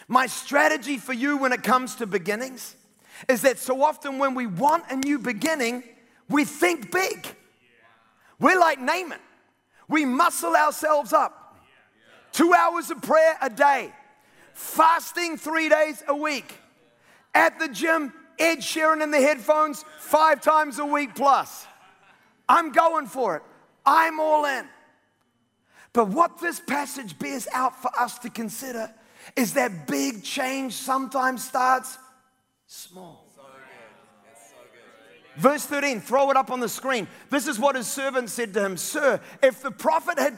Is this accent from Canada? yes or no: no; New Zealand; I'm a New Zealander